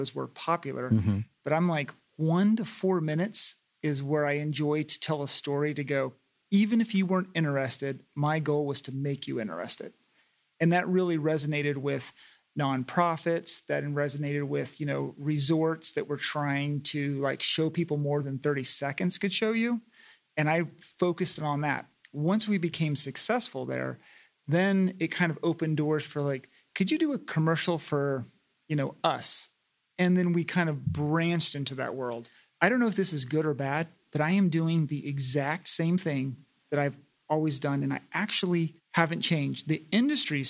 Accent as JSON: {"language": "English", "region": "East Coast", "country": "United States", "also_born_or_lived": "Los Angeles", "moved": "as an adult", "lives_now": "Coachella Valley, United States", "said": "I was from the East Coast"}